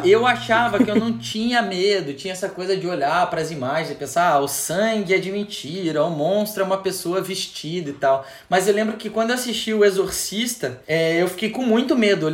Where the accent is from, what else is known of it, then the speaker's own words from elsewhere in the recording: Santa Catarina, Brazil; Eu sou de Santa Catarina